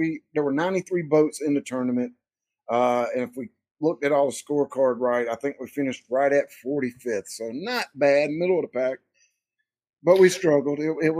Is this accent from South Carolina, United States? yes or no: yes; Hickory Tavern, South Carolina, United States; I'm from South Carolina, a little place called Hickory Tavern. It's just outside of Lawrence in the upstate portion of South Carolina. So we're in the upstate, about 45 minutes to an hour away from Clemson.